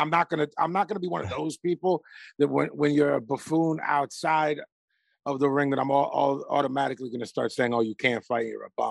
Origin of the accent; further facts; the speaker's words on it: Jamaica; Well, I'm Jamaican. We smoke bud, which I like.